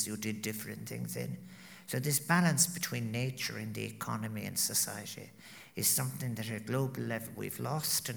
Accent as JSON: {"language": "English", "country": "Ireland", "said": "proud of being Irish"}